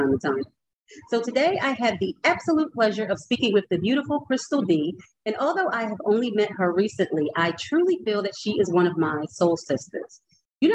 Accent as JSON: {"language": "English", "town": "Philadelphia", "region": "Pennsylvania", "country": "United States", "said": "So now we're both from Philly"}